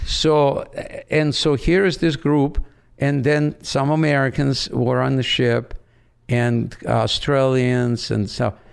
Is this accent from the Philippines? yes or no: no; Odesa, Odesa Oblast, Ukraine; first language Russian; English is a second language; moved away as an adult; also born or lived in Branson, Missouri; now in United States; I grew up in Odessa on the Black Sea.